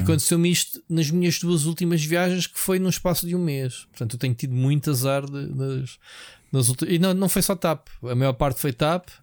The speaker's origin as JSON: {"language": "Portuguese", "country": "Portugal", "said": "Nós é que somos sempre os portugueses"}